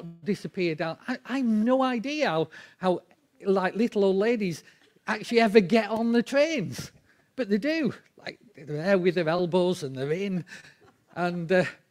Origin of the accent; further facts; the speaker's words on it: England, United Kingdom; We're English